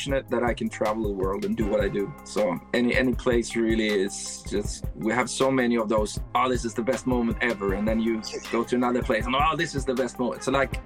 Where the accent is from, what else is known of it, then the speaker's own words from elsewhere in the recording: Sweden; growing up in Sweden